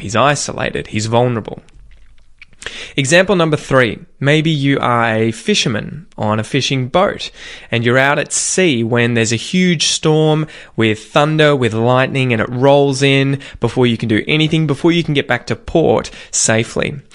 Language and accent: English; Australia; accent: general Australian